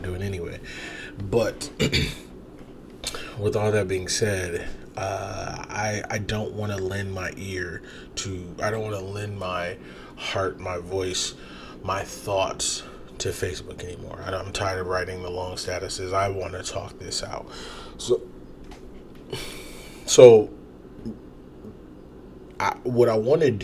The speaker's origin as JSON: {"language": "English", "town": "Toledo", "region": "Ohio", "country": "United States", "said": "I'm from Toledo"}